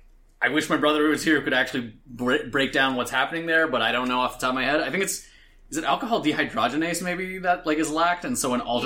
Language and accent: English; East Coast, United States; moved away; I'm from the East Coast originally